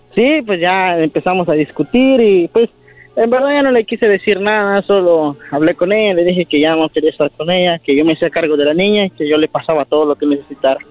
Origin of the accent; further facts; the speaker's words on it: Puruándiro, Michoacán, Mexico; now in United States; nací, en, en, Puruándiro, Michoacán